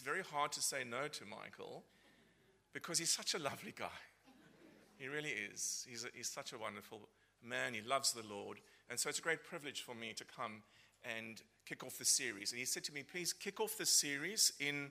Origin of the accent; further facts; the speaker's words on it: Cape Town, Western Cape, South Africa; moved away as an adult; I'm originally from Cape Town in South Africa, been here for nearly 14 years. I don't think my accent has changed